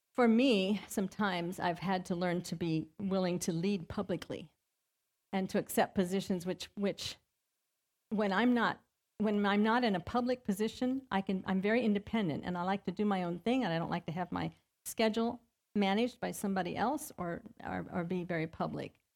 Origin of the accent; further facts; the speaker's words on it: Ohio, United States; moved away as an adult; I grew up in Ohio